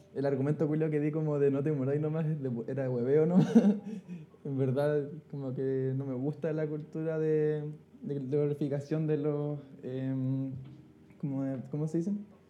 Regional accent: Chile; soy de Chile

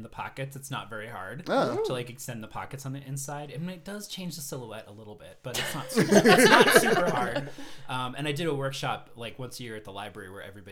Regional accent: Vermont, United States; also born or lived in California; now in Colorado, United States; I grew up in Vermont

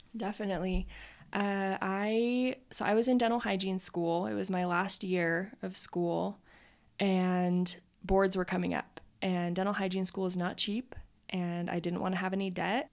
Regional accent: Utah, United States; also born or lived in Idaho / Colorado; I was born in Utah and also have lived in Idaho and Colorado. So, but mostly Utah.

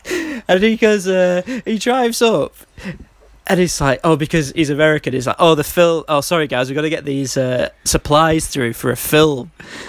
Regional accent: Manchester, North West England, United Kingdom; Like I said, I'm from Manchester, and neither of Manchester train stations look like that.

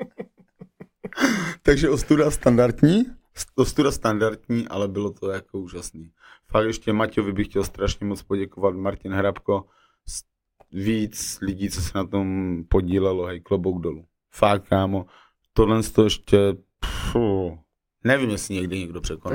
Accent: Moravia, Czechia; já jsem z Moravy, že originál

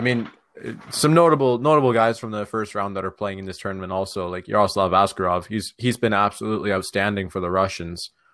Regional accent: Toronto, Ontario, Canada; we're all from Toronto.

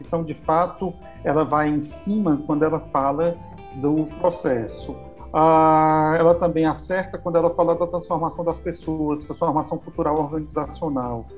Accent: Brazil; moved away as an adult; now in Portugal; da cidade onde eu nasci, onde eu cresci, desenvolvi, me desenvolvi profissionalmente

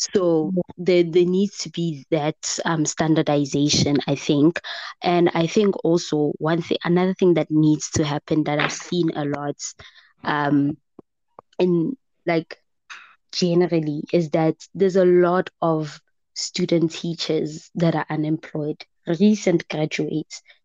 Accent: Gauteng, South Africa; I'm from Gauteng

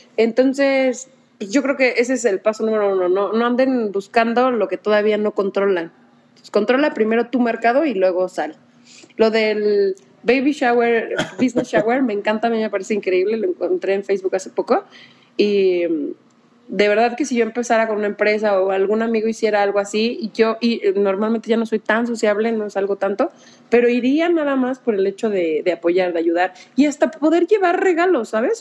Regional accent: Mexico

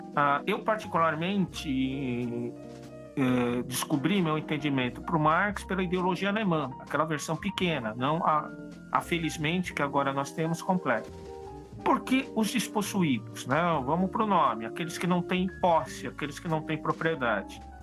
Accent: São Paulo, Brazil; Eu sou paulista

